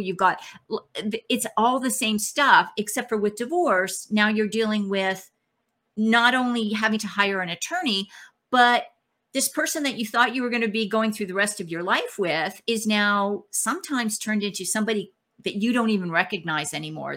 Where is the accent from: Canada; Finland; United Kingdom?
Canada; now in Texas, United States; I'm actually Canadian, I live in Texas, but I'm Canadian